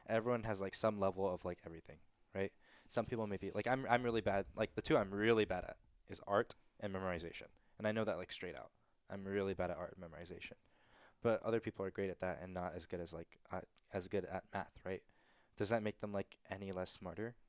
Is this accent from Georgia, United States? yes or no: yes; Georgia, United States; growing up in Georgia